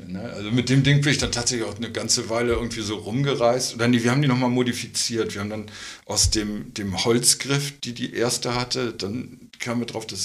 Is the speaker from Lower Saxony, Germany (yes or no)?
yes; Cuxhaven, Lower Saxony, Germany; moved away as an adult; now in Berlin, Germany; ich komme aus Cuxhaven.